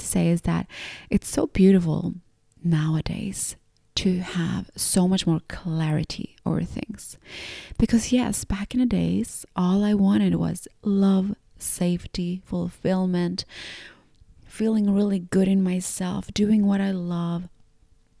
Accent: Gothenburg, Västra Götaland, Sweden; moved away as an adult; also born or lived in Finland; although I was born in Finland, I grew up in and around this city of Gothenburg.

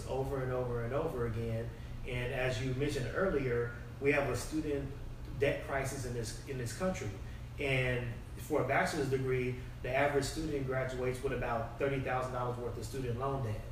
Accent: Austin, Texas, United States; also born or lived in San Diego; I was born in San Diego. But I was only there until I was about 3 years old, and then I've been in Austin ever since. So I grew up in Austin, grew up in South Austin

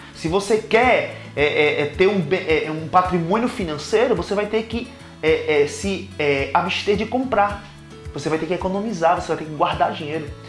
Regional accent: Caruaru, Pernambuco, Brazil; moved away as an adult; also born or lived in São Paulo; now in Montevideo, Uruguay; Eu sou de Caruaru, Pernambuco

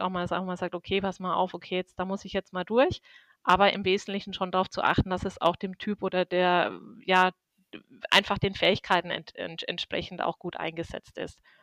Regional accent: Würzburg, Bavaria, Germany; Ich bin aus Würzburg und äh, bin hier verhaftet

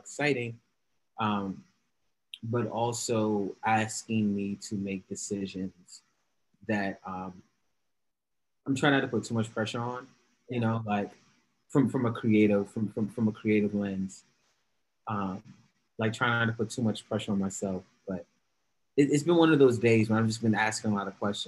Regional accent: New York City, New York, United States; also born or lived in Brooklyn, New York; I'm in Brooklyn. I'm originally from the Bronx, but right now, based out in Bed-Stuy

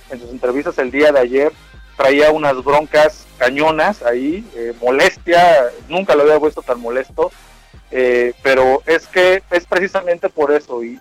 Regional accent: Mexico; antes que todo soy mexicano

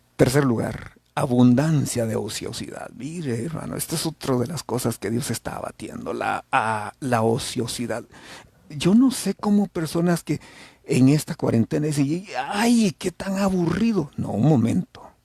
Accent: El Salvador

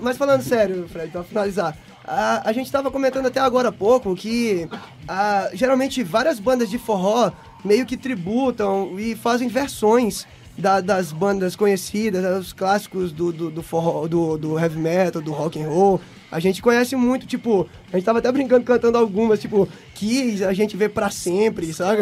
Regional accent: São Luís, Maranhão, Brazil; a gente é de São Luís do Maranhão, é do Nordeste ainda aí

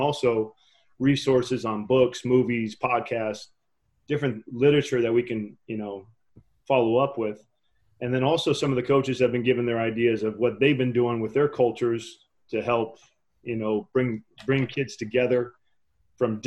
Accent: Menlo Park, California, United States; growing up where I grew up in Menlo Park, and I played in East Menlo Park and East Palo Alto

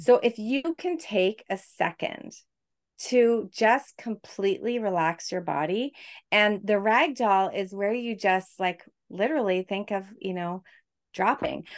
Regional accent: Quebec, Canada; moved away; I'm from Canada, originally from Quebec

